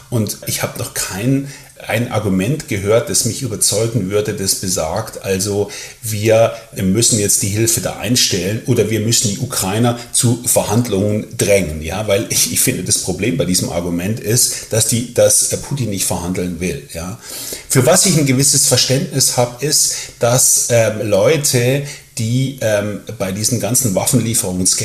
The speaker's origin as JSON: {"language": "German", "country": "Germany", "accent": "German", "said": "ich spreche mit deutschem Akzent, werde ich natürlich ganz selbstverständlich gefragt, wo kommen Sie denn her? Und ich sage dann, ja, ich komme aus Deutschland."}